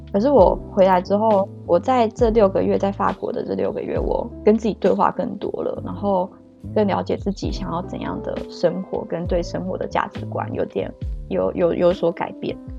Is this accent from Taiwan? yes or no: yes; Kaohsiung, Taiwan; moved away as an adult; also born or lived in Taoyuan; now in Belgium; 我来自高雄，今年二十五岁。目前居住在比利时